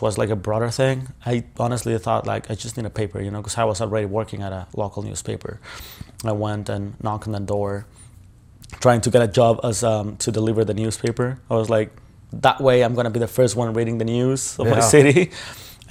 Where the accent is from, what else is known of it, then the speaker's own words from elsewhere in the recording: Ciudad Juárez, Chihuahua, Mexico; I grew up in Juarez. I was born in Ciudad